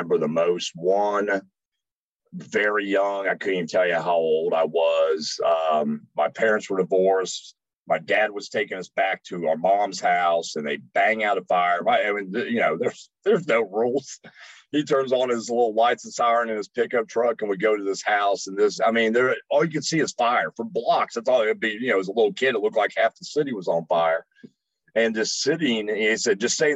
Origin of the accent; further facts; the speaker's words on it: Dayton, Ohio, United States; Up north, growing up in Ohio